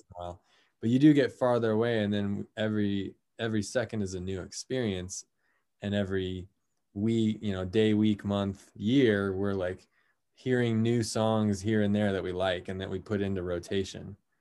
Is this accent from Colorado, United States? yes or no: yes; Colorado, United States; now in San Diego, United States; I'm originally from Colorado, so I grew up with, with pretty cold temperatures